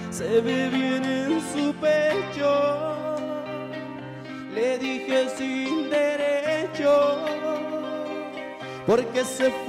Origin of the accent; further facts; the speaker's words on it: Culiacán, Sinaloa, Mexico; Yo soy de Culiacán, Sinaloa.